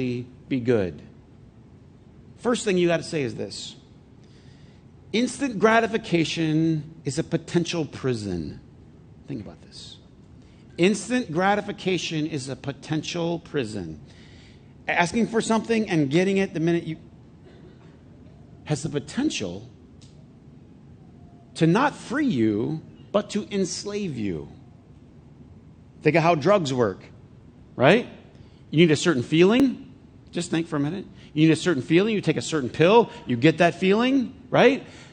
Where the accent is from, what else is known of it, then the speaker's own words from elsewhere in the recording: United States; I'm American